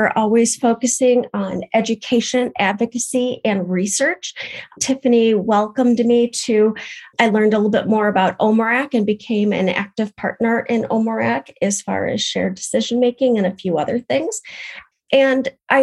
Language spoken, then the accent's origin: English; Madison, Wisconsin, United States; I am from the Madison, Wisconsin area in the United States